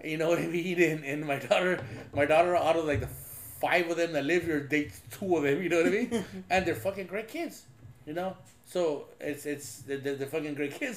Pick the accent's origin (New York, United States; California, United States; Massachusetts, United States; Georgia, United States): California, United States; Los Angeles; growing up in East